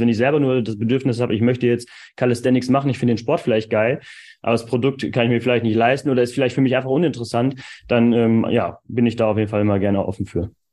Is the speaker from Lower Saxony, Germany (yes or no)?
yes; East Frisia, Lower Saxony, Germany; als Ostfriese sagen. Also ich komme ja aus Ostfriesland